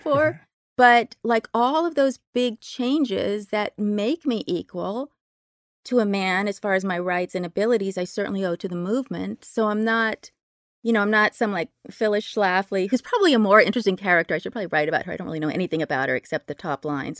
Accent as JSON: {"language": "English", "town": "Berkeley", "region": "California", "country": "United States", "tie": "born or raised there", "said": "I grew up in Berkeley, very lefty place"}